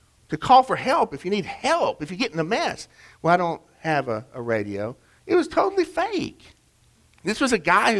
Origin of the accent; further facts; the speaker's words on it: Chattanooga, Tennessee, United States; my hometown of Chattanooga